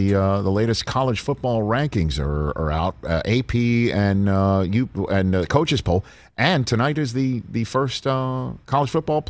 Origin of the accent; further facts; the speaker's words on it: New York City, New York, United States; he's from Queens, I'm from Staten Island.